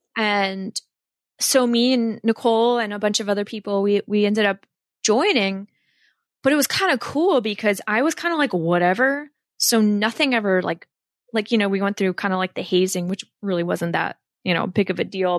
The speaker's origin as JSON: {"language": "English", "area": "Warren County", "region": "Northwest New Jersey", "country": "United States", "tie": "born or raised there", "said": "I'm from Northwest New Jersey, out by Pennsylvania, um, in Warren County. And I grew up there."}